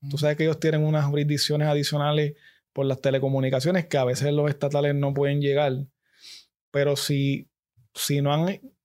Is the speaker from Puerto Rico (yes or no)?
yes; Gurabo, Puerto Rico; yo soy de Gurabo